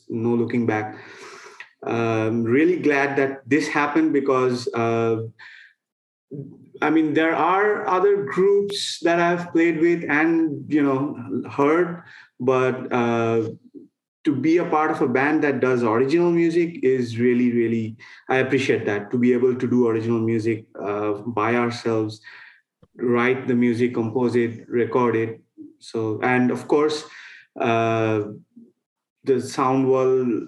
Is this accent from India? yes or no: yes; Kolkata, West Bengal, India; moved away as an adult; also born or lived in Auburn, Alabama; I'm from Kolkata. We all are from that city